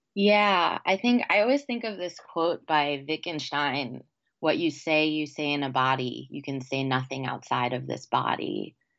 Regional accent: New York, United States; now in the South, United States; those are my New York tells

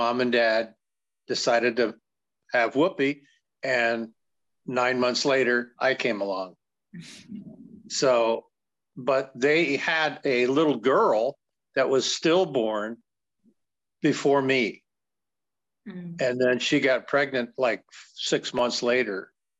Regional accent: Columbus, Ohio, United States; Oh, Columbus, Ohio, in the heart of the Midwest at the time. Because in the 60s, I was born in 47, but I always say this body is 76 in October next month

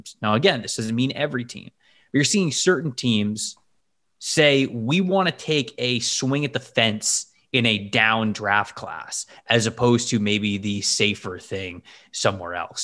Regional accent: Bradenton, Florida, United States; I'm actually from Bradenton. That's where I was born

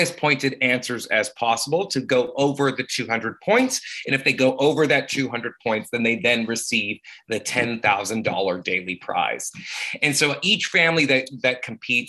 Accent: Saskatoon, Saskatchewan, Canada; I grew up in Saskatoon, Saskatchewan, and growing up as a queer on the prairies

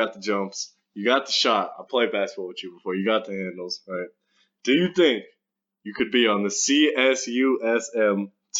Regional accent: Oregon, United States; also born or lived in San Marcos, California; But it's better to be like in Oregon because I'm from Oregon. It's better to stay here

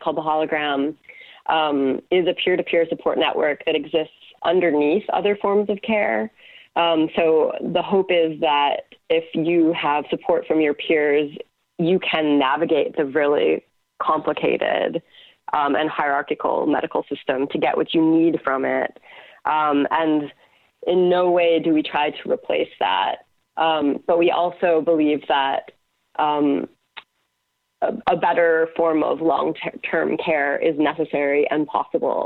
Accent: United States; now in Canada; I'm now living in Canada, though I'm American

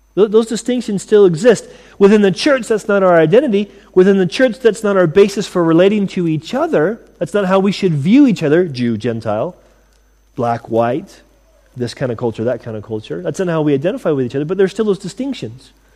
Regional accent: United States; moved away as an adult; now in United Kingdom; I'm glad to have been raised in America

